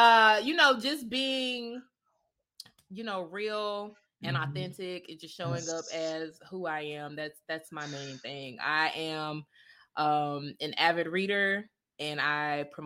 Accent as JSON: {"language": "English", "town": "Jacksonville", "region": "Florida", "country": "United States", "said": "I am from Jacksonville, Florida."}